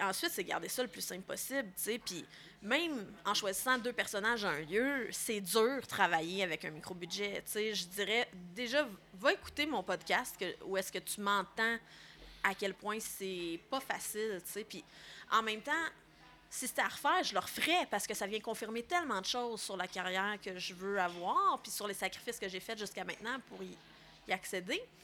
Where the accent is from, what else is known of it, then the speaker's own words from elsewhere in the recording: Laurentides, Quebec, Canada; moi, je viens des Laurentides